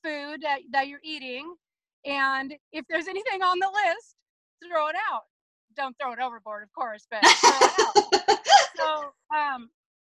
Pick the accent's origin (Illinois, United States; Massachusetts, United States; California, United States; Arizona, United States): California, United States; Southern; moved away as an adult; I was born and raised in Southern California